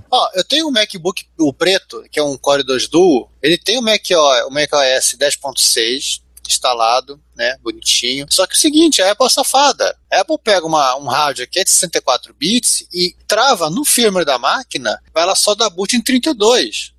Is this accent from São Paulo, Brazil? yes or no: no; Rio de Janeiro, Brazil; now in Campinas, Brazil; nós dois somos carioca, né? Só que eu sou carioca no exílio, atualmente eu moro em Campinas